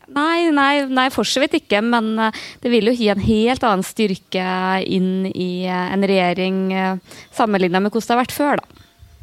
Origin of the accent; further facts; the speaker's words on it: Namdalen, Trøndelag, Norway; moved away; jeg har vært veldig mye hjemme i Namdalen